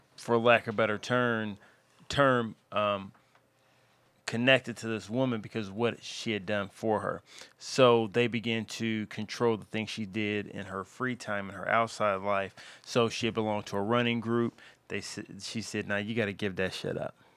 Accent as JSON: {"language": "English", "town": "Louisville", "region": "Kentucky", "country": "United States", "tie": "born or raised there", "said": "my hometown of Louisville, Kentucky"}